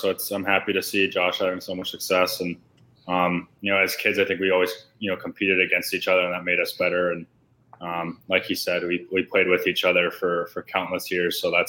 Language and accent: English; Arizona, United States; growing up in Arizona, you found an hour ice sheet with, you know, guys your age